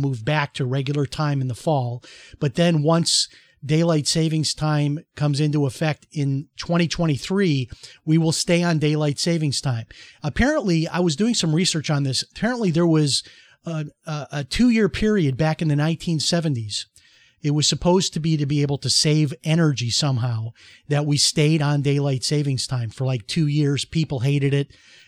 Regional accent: Chicago, Illinois, United States; And that's how it was when I was growing up in Chicago, largely as well.

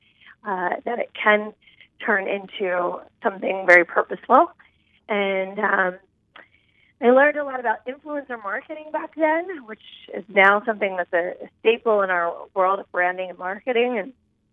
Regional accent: right outside of Philadelphia, Pennsylvania, United States; I grew up right outside of Philadelphia in a highly dysfunctional home

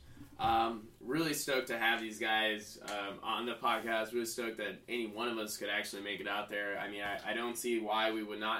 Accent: Texas, United States; I'm from Texas.

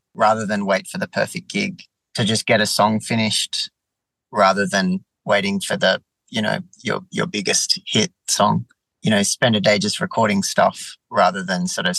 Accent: south coast of New South Wales, Australia; also born or lived in Melbourne, Victoria; I was born in Melbourne, but I grew up and based now on the south coast. So it's just at the bottom of New South Wales.

